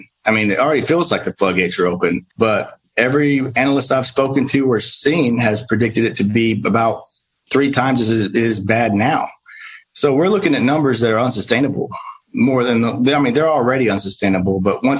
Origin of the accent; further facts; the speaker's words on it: Kinney County, Texas, United States; also born or lived in Del Rio, Texas; I was born in Del Rio and raised in Kinney County